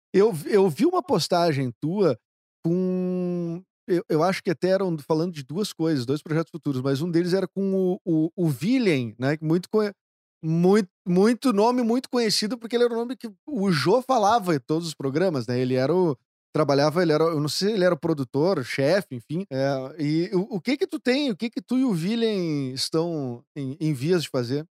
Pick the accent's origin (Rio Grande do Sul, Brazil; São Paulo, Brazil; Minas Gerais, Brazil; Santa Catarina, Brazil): Rio Grande do Sul, Brazil; Porto Alegre; accent: porto-alegrense; eu já tenho um sotaque mais porto-alegrense